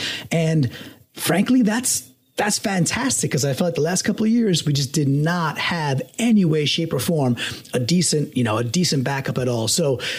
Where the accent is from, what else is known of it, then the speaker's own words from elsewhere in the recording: New York, United States; now in Connecticut, United States; I'm a New Yorker. I grew up in New York. I live in Connecticut.